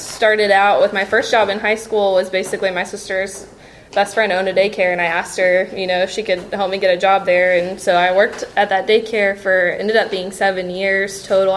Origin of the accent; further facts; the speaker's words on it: Indiana, United States; moved away as an adult; now in Texas, United States; I'm originally from Indiana